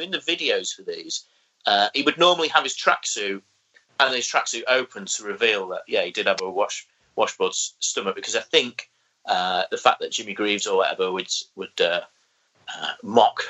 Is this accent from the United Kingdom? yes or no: yes; North East England, United Kingdom; But, you know, it basically being a Geordie boy